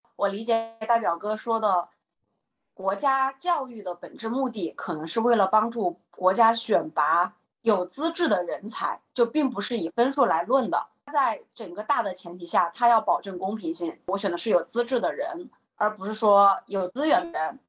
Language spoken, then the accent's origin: Chinese; Hubei, China; 我在湖北，按道理来说，湖北也算是一个钓鱼大省了吧。我小的时候也是在一个县里头长大的